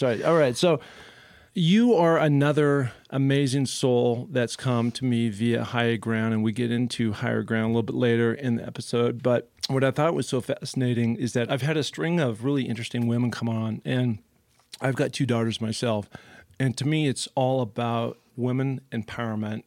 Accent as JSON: {"language": "English", "town": "Seattle", "region": "Washington", "country": "United States", "tie": "born or raised there", "said": "I grew up in Seattle"}